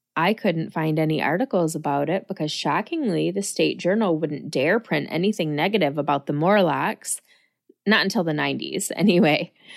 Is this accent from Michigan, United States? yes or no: yes; Lansing, Michigan, United States; someone who was born and raised in Lansing